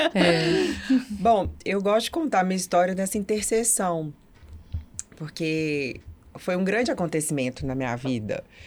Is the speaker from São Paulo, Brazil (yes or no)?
no; Brasília, Federal District, Brazil; moved away as an adult; now in Belo Horizonte, Brazil; Eu sou natural de Brasília